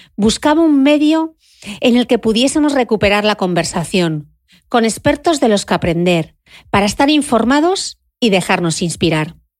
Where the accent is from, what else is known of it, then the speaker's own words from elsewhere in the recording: Gijón, Asturias, Spain; Crecí en el Instituto de Belleza de mi madre y de mi tía en Gijón